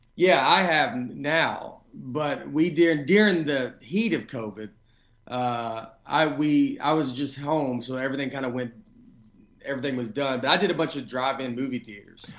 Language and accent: English; Nashville, Tennessee, United States; moved away as an adult; also born or lived in New York / Los Angeles; I'm from Nashville, and I've been back here for about five years